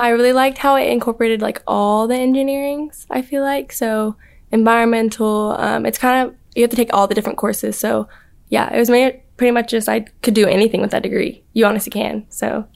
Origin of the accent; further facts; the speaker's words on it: Spring, Texas, United States; moved away as an adult; I'm from Spring, Texas, which is out of Houston